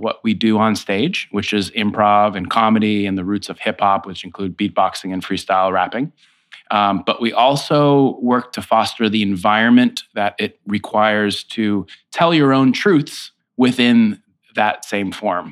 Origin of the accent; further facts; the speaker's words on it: Foxborough, Massachusetts, United States; moved away as an adult; also born or lived in Amherst, Massachusetts; now in New York City, United States; I grew up in Foxborough, Massachusetts